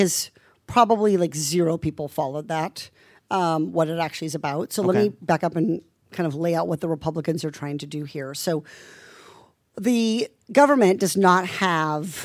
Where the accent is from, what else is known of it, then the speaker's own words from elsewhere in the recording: Iowa, United States; I'm from Iowa